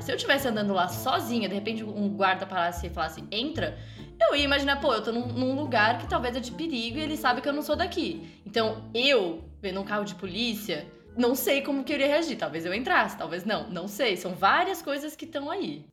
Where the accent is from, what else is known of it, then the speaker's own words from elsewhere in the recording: São Paulo, Brazil; a gente nasceu aqui eu nasci em São Paulo